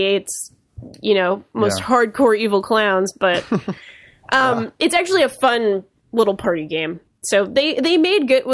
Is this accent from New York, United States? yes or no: no; Rhode Island, United States; accent: Rhode Island